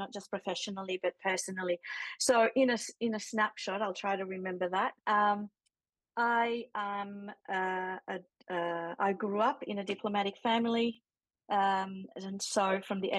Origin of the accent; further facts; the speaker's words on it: Chile; now in Melbourne, Australia; I was born in Chile. I've been living here for 30 years, but all my family's back home